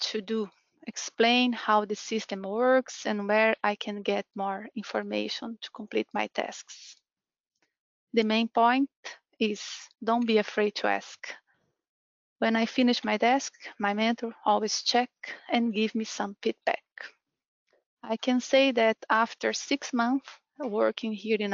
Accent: Brazil; moved away as an adult; now in Ireland; I'm from Brazil, and I've been living here in Ireland since 2017.

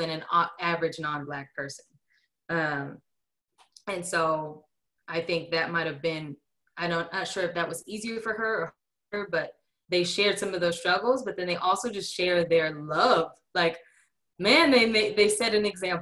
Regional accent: the Bay Area, California, United States; moved away as an adult; now in Stuttgart, Arkansas, United States; growing up in the Bay

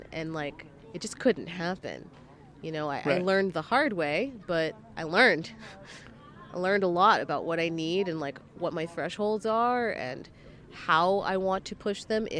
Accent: New York City, New York, United States; Yeah, I'm pretty used to pigeons as a New Yorker.

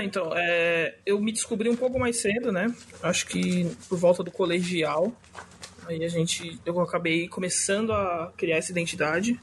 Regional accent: São Paulo, Brazil; sou aqui da Zona Leste de São Paulo, Zona Norte, meia Zona Leste, meia Zona Norte

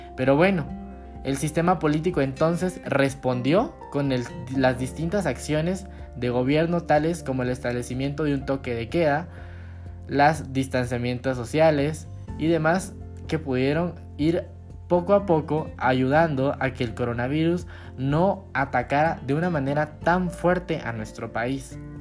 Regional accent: Guatemala; como guatemaltecos debemos unirnos

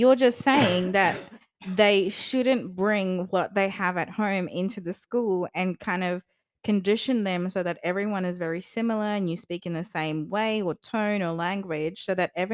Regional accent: South Africa; accent: South African; now in Australia; we grew up with in South Africa

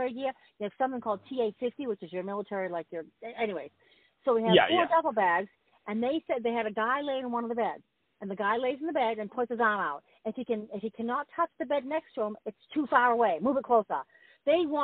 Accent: Boston, Massachusetts, United States; I'm from Boston. We see snow

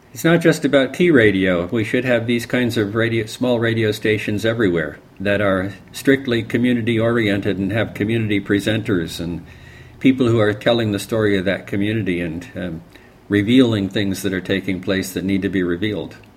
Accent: Barrytown, New York, United States; moved away; also born or lived in San Francisco / Los Angeles; I grew up in a little town in upstate New York called Barrytown

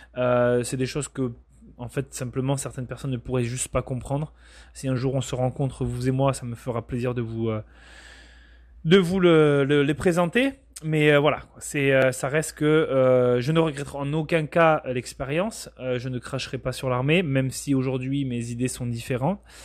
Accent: Bayonne, Nouvelle-Aquitaine, France; moved away as an adult; also born or lived in Bordeaux; now in Canada; je viens du Pays Basque pour être très précis. Donc c'est une région du sud-ouest de la France à la frontière espagnole très exactement de Bayonne

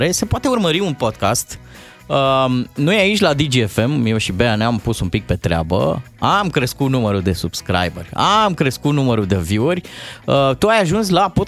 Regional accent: Moldavia, Romania; probabil că, fiind moldovean, mi-era dor

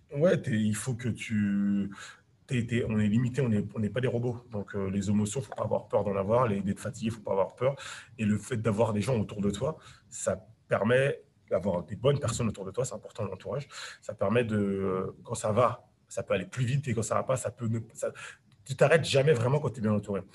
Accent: France; j'ai grandi, je suis né en banlieue

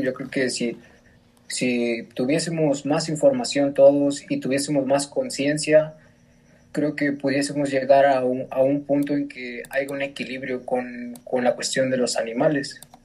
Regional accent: Mexico; somos mexicanos

